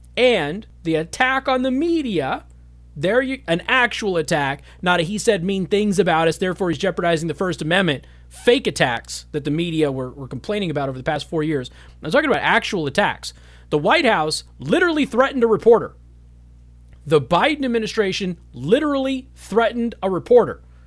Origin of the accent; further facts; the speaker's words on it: Las Vegas, Nevada, United States; the Las Vegas Sun, the liberal paper in Las Vegas, Nevada, my hometown